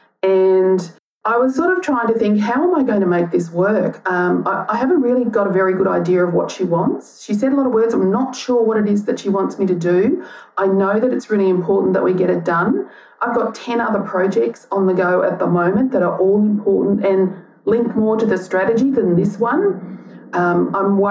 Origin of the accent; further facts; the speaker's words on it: Gympie, Queensland, Australia; now in Melbourne, Australia; I was born in Gympie in Queensland